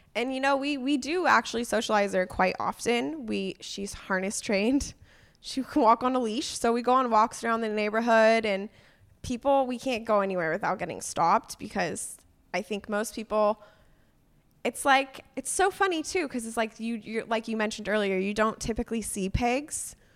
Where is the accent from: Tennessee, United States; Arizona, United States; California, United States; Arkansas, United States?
California, United States; Agoura Hills; now in Portland, United States; I grew up in California, in Agora Hills. It's a small, uh, suburb of L